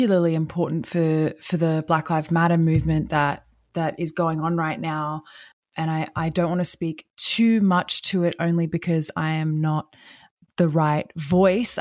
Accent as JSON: {"language": "English", "country": "Australia", "also_born_or_lived": "Brazil", "moved": "yes", "said": "I'm from Australia"}